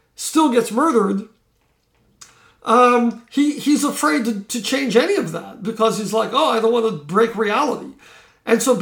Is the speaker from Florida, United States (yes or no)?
yes; Florida, United States; I grew up in Florida